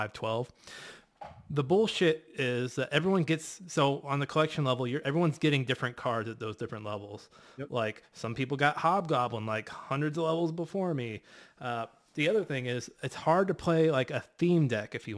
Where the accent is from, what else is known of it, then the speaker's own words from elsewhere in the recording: St. Louis, Missouri, United States; I'm from North St. Louis. 314